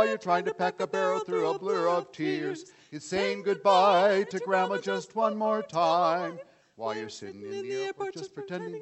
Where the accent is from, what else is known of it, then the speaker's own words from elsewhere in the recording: Cleveland, Ohio, United States; moved away as an adult; now in Japan; I was actually born and raised in Cleveland, Ohio